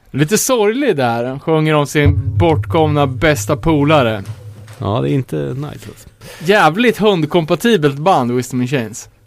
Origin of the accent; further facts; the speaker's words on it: Sweden; som svensk